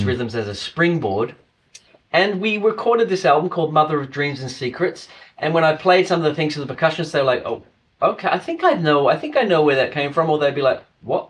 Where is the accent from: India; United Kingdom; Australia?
Australia; I come from Australia